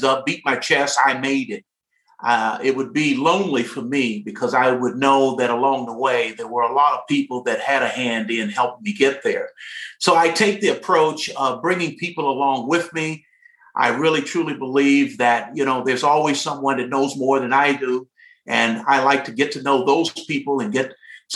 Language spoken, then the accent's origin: English; Detroit, Michigan, United States; I'm a product of Detroit, Michigan, of the city of Detroit, and attended school there at a great high school, Cass Technical High